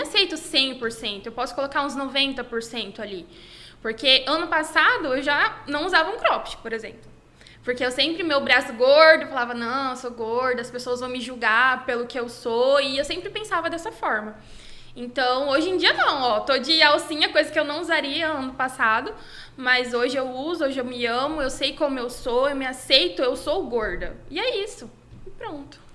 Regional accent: Campo Grande, Mato Grosso do Sul, Brazil; eu sou aqui de Campo Grande mesmo, Mato Grosso do Sul

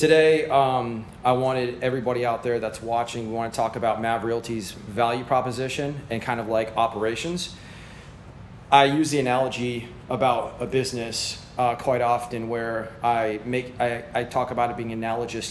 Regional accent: Clearwater, Florida, United States; I'm from Clearwater, Florida, and I've been in real estate since 2004

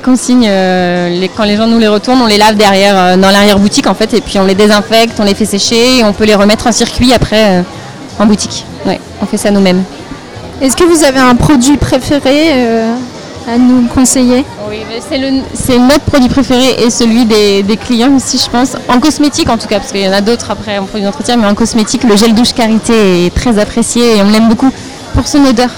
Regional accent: Vendée, Pays de la Loire, France; now in Nantes, France; on est originaire de Vendée toutes les deux maintenant on vit sur Nantes, mais on est originaire de Vendée.

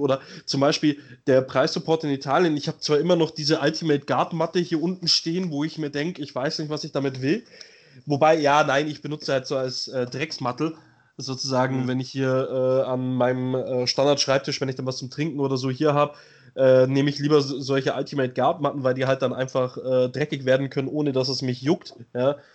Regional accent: Germany; bei uns in Deutschland

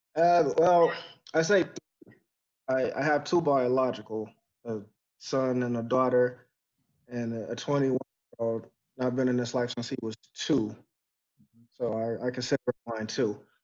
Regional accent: Texas, United States; also born or lived in Detroit, Michigan; I was born in Detroit, but you know I left there when I was two, and spent the most in Texas.

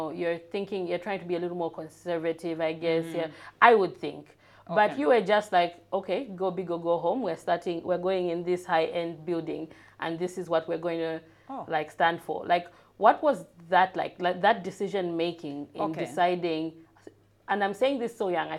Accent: Lusaka, Lusaka Province, Zambia; So I grew up in North Mead

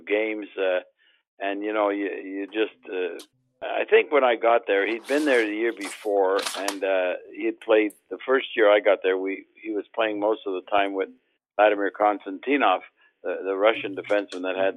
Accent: Montreal, Quebec, Canada; I grew up in Montreal with Doug Harvey

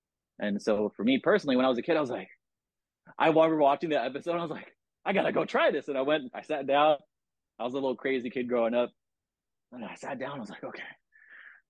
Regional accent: San Diego, California, United States; I'm from San Diego, you know, Southern California

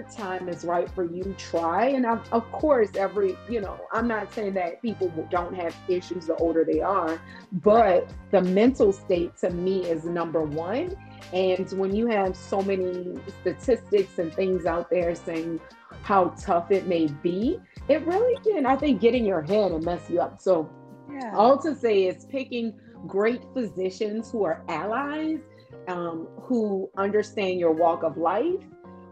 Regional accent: New Orleans, Louisiana, United States; moved away as an adult; also born or lived in California; I moved back to my hometown, New Orleans, from California

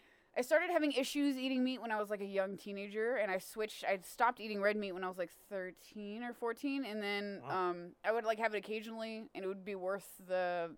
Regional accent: Texas, United States; I grew up in Texas killing things, you know?

